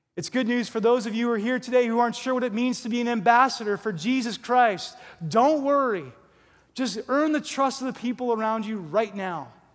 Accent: New Jersey, United States; moved away; I'm from Jersey.

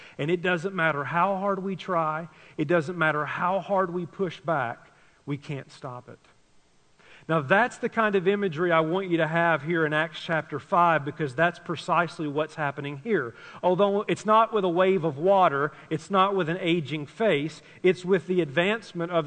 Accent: Tennessee, United States; I grew up in Tennessee

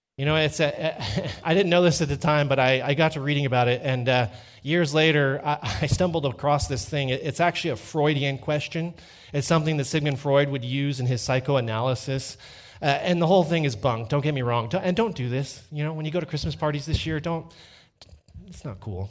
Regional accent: Dripping Springs, Texas, United States; I'm from Dripping Springs, Texas.

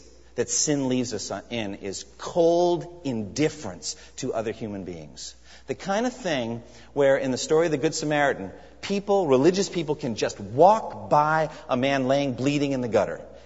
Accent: United States; also born or lived in Japan; as an American.

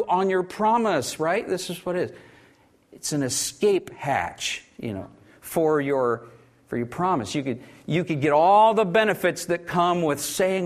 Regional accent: Oklahoma, United States; I grew up weird in Oklahoma.

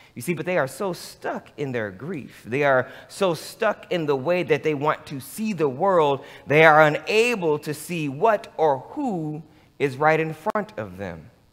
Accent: Michigan, United States; moved away; also born or lived in Los Angeles; growing up in Michigan with a grandfather who was a sharecropper

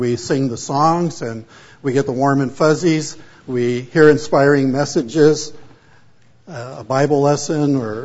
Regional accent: Pomona, California, United States; also born or lived in San Fernando Valley, California / Oregon / Canadian prairies, Canada; my wife and I grew up in Pomona, California

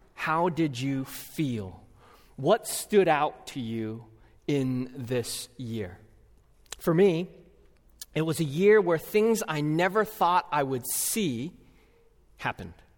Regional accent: California, United States; now in Twin Cities, United States; my home state of California

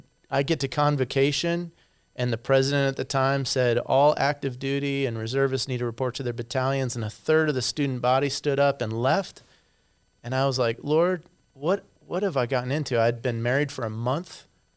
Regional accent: Arizona, United States; also born or lived in Colorado / Michigan / Chicago; Actually I'm a native of Colorado, but I grew up in Arizona, Michigan.

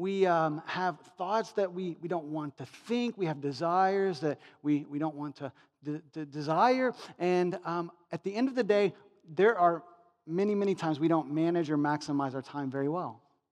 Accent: United States; Because we're American materialists wrapped up in our money.

